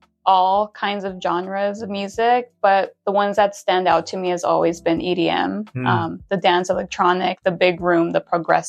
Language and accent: English; Calexico, California, United States; moved away as an adult; now in Palm Springs, United States; I grew up in the Imperial Valley.